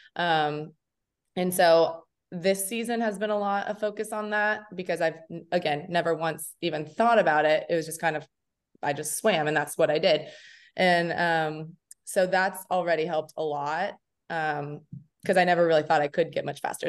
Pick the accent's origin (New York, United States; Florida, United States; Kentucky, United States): Kentucky, United States; Lexington; moved away as an adult; also born or lived in Indiana; I'm from Lexington, Kentucky. So I grew up there